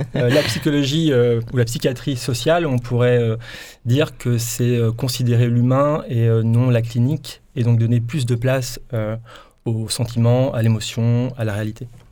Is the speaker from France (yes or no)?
yes; Brittany, France; moved away as an adult; now in Provence-Alpes-Côte d'Azur, France; je suis breton d'origine. Comme tout breton, on migre beaucoup. Donc, euh, je me retrouve en région PACA depuis trois ans